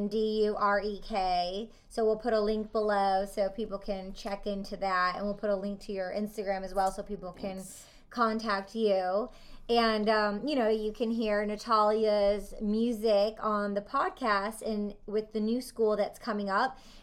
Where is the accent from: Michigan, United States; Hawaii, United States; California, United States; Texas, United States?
Michigan, United States; Detroit; I'm from Detroit